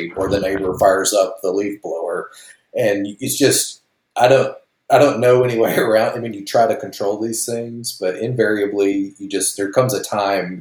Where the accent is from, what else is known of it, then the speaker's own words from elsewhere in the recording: Alabama, United States; my home state of Alabama